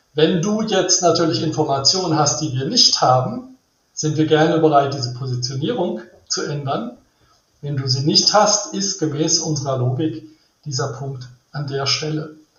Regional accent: Rhineland, Germany; ich bin im Rheinland aufgewachsen

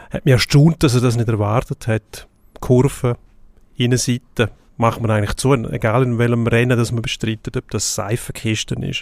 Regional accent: Switzerland; Gott, schön, dass wir da als Schweizer 1-2 ins Ziel kommen

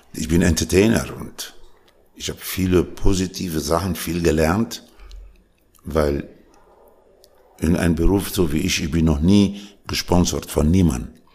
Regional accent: Lebanon; born or raised there; also born or lived in Tunisia / Paris, France / Germany / Austria; now in Switzerland

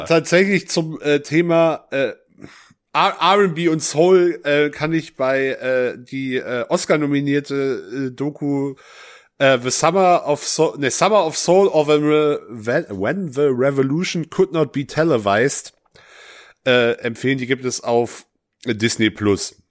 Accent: West Germany, Germany; ich bin nun mal im Westen geboren und aufgewachsen

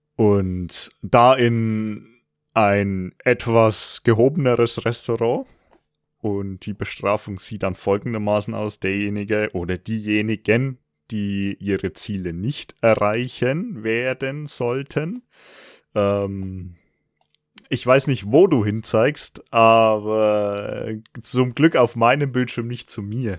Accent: Franconia, Bavaria, Germany; accent: rolled R (Franconian); ich komme aus Franken. Das ist das, äh, der Ort mit dem rollenden R

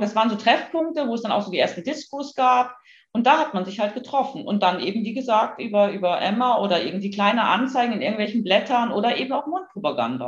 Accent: a small town in northern Germany, Germany; Ich bin in einer norddeutschen Kleinstadt aufgewachsen

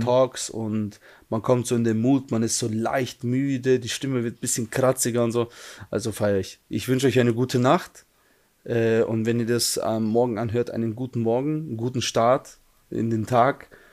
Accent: Germany; ich in Deutschland geboren bin und eigentlich, ich bin eigentlich, wenn man es so sieht, wenn ich jetzt meine Eltern, wenn man meine Eltern wegnimmt, ich bin eigentlich Deutscher

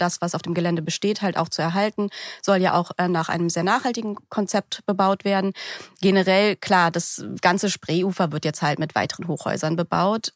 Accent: Berlin, Germany; bin aus Berlin Berlin, also in Berlin geboren und aufgewachsen

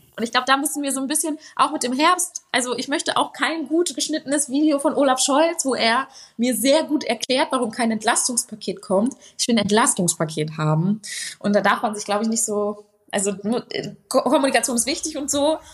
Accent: Ruhr area, North Rhine-Westphalia, Germany; ich komme halt auch aus dem Ruhrgebiet

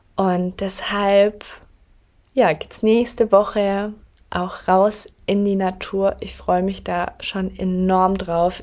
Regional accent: near Augsburg, Bavaria, Germany; moved away as an adult; now in Berlin, Germany; ich komme ja ursprünglich aus Bayern, aus der Nähe von Augsburg und bin dann knapp vor zwei Jahren nach Berlin gezogen.

